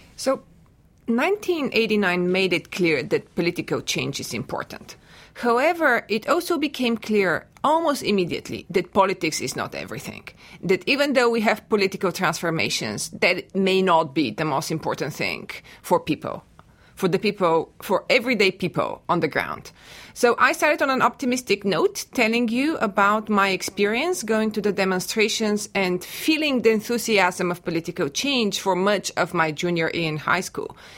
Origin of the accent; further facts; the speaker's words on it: Bulgaria; now in United States; I am a native of Bulgaria and I teach Eastern European history at The Ohio State University